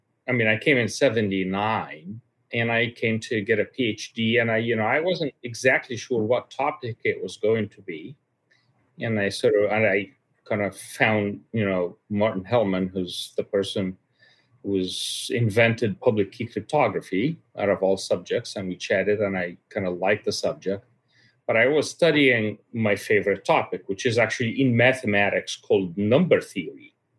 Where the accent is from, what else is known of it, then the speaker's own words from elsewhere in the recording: Cairo, Cairo Governorate, Egypt; My father was a high-level official in the Egyptian government for quite a long time. He actually ran the health department for the country